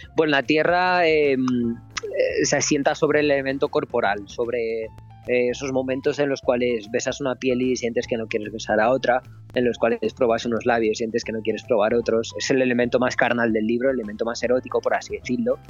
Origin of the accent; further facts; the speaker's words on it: Romania; Me encuentro en mi pueblo, en está en los Cárpatos, en, Rumanía